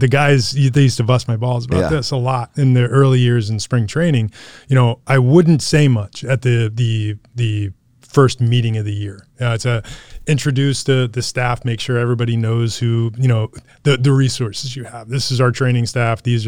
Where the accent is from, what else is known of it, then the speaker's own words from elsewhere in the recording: New Jersey, United States; I grew up in New Jersey and I was a Met fan as a kid growing up